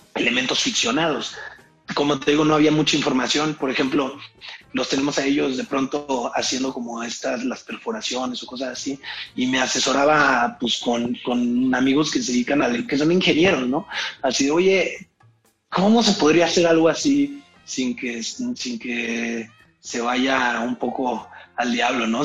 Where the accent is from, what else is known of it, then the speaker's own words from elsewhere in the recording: Irapuato, Guanajuato, Mexico; accent: Irapuato; moved away; yo crecí en Irapuato